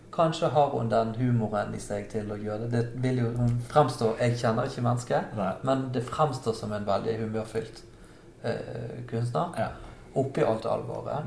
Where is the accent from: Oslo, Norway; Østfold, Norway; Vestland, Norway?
Vestland, Norway; Bergen; Som bergenser